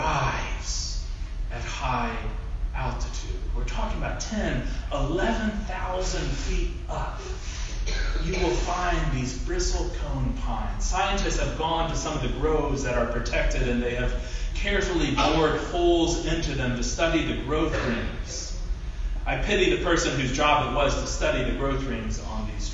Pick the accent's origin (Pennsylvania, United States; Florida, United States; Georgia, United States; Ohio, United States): Ohio, United States; I grew up in Ohio